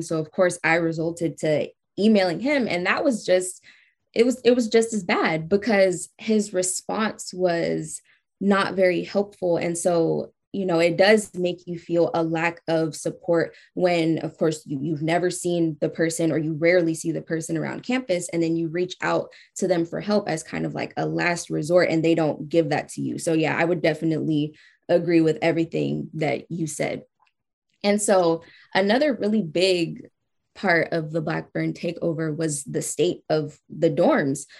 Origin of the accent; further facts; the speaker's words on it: California, United States; I'm from California too